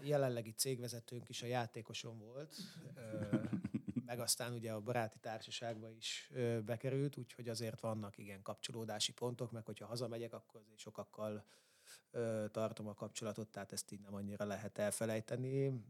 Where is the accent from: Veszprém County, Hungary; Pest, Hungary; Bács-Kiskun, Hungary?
Pest, Hungary; Solymár; én ilyen három-négy éves koromtól a pálya mellett nőttem föl. Ö, ugye úgy, hogy fater edzett, én meg ott rohangáltam körbe-körbe, mint egy hülye gyerek. Ö, abban az időben, akkor már Solymáron voltunk